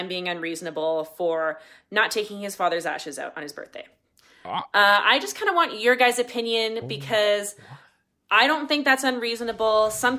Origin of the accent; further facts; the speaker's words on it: Calgary, Alberta, Canada; I'm from Calgary, Alberta.